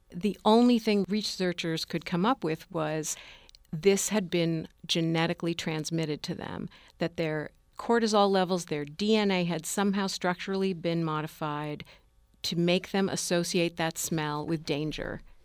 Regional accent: United States; I was born in this country at the end of the nineteen fifties

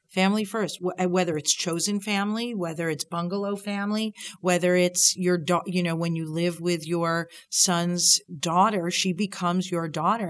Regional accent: Long Island, New York, United States; I grew up on Long Island, and my dad was part of a bowling league

